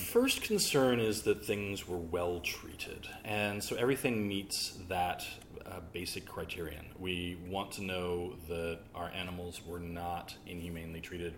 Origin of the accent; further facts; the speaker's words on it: the South, United States; now in Alexandria, VA, United States; I'm from the South